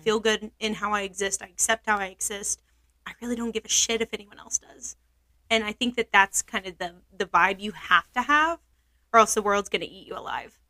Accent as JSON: {"language": "English", "region": "Oklahoma", "country": "United States", "also_born_or_lived": "Billings, Montana", "said": "I'm not from Montana. I'm from Oklahoma."}